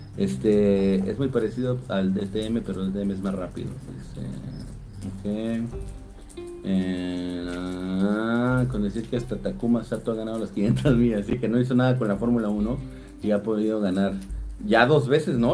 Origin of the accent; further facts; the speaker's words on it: Atizapán de Zaragoza, State of Mexico, Mexico; also born or lived in Naucalpan; yo soy de Atizapán de Zaragoza y estudié allá en Naucalpan